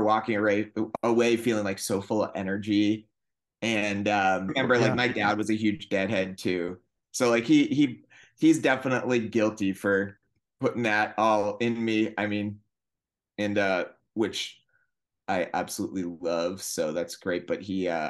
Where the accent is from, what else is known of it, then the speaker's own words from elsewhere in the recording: north of Boston, Massachusetts, United States; moved away as an adult; also born or lived in Northampton, Massachusetts / Vermont / Burlington, Vermont; now in Los Angeles, United States; I'm from Massachusetts originally. I grew up just north of Boston, and then I went to high school in Western Mass.